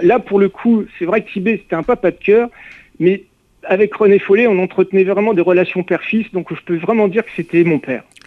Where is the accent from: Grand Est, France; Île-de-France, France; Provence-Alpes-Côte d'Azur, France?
Grand Est, France; Reims; now in Saint-Malo, France; quand je rentrais chez moi à Reims